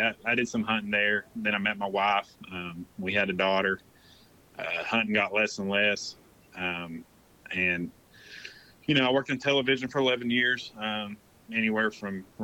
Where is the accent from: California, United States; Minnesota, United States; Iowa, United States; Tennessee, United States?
Tennessee, United States; Knoxville; now in Florida, United States; I was born and raised in Knoxville, Tennessee